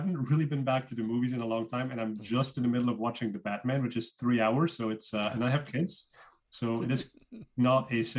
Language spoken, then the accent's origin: English; Flanders, Belgium; accent: Belgian; first language Dutch (Flemish); English is a second language; now in Bay Area, United States; My accent is from Belgium, so I speak Dutch. Flemish is my native language.